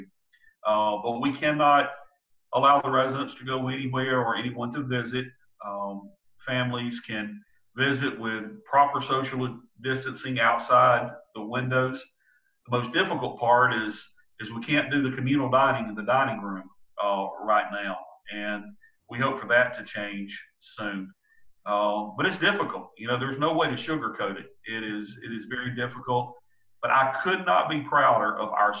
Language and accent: English; Williamston, South Carolina, United States; also born or lived in Oconee County, South Carolina; now in Seneca, United States; I'm from Williamston, and I love my Mustangs. I love my hometown.